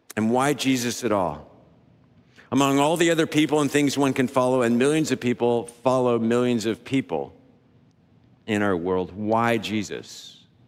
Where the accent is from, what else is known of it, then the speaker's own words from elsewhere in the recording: the South, United States; We grew up in the South saying, "Yes, sir, no, sir, yes, ma'am, no, ma'am, sir."